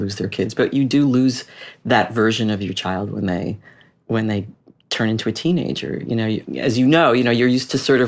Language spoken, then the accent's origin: English; Boston, Massachusetts, United States; moved away as an adult; also born or lived in Washington, D.C.; we ended up living in my hometown